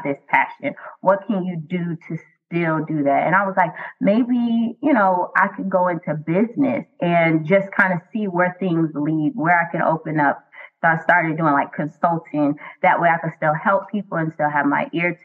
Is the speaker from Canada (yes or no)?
no; Miami, Florida, United States; I am born and raised in the county of Dade, Miami, Florida